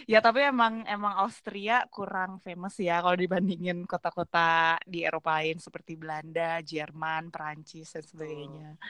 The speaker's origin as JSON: {"language": "Indonesian", "town": "Bandung", "region": "West Java", "country": "Indonesia", "tie": "born or raised there", "said": "susah sih soalnya gue orang Batak sebenarnya Batak Karo"}